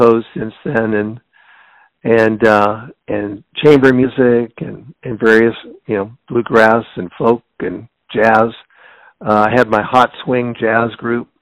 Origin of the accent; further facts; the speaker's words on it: Seattle, Washington, United States; I was born and raised in Seattle, Washington